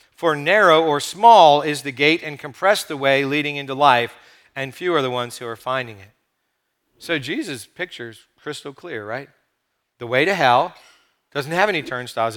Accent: United States; we have as American Christians

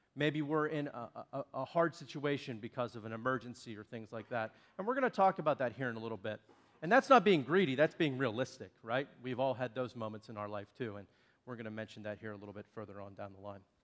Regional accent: Shakora, Pennsylvania, United States; from Shakora, which is where I now live, but that was also my hometown

